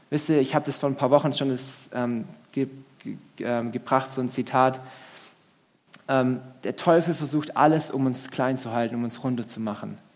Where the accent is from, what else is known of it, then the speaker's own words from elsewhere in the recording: Swabia, Germany; Und das ist schon so, ich als Schwabe, pff, also schon frech irgendwo